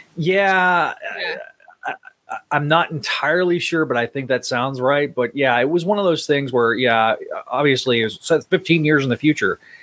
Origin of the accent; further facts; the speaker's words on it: Northwest Texas, United States; Being you know from West Texas, I Northwest Texas.